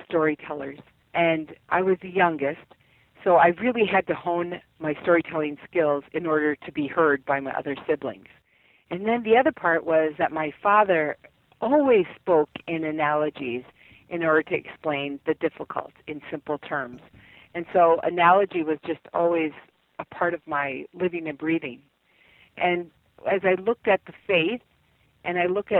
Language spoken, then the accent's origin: English; South Dakota, United States; now in Minnesota, United States; I grew up in South Dakota